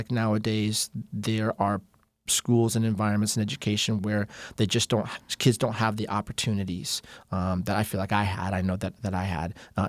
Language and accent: English; Phoenix, Arizona, United States; also born or lived in California; I was born in Northern California, but I consider Phoenix my home because we moved here when I was such a young child.